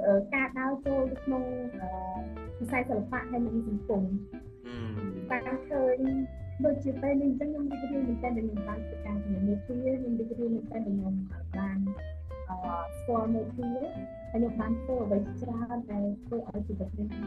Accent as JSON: {"language": "Khmer", "region": "Battambang", "country": "Cambodia"}